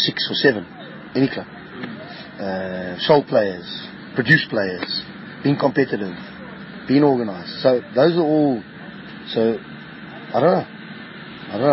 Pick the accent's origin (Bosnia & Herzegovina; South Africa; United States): South Africa; It's my country. I've been brought up here. I was bred here. I've born here